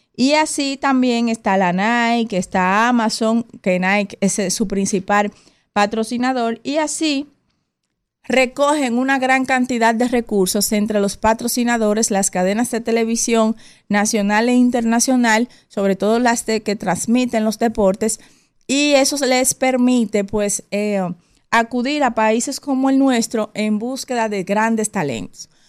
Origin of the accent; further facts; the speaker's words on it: Dominican Republic; para los dominicanos y dominicanas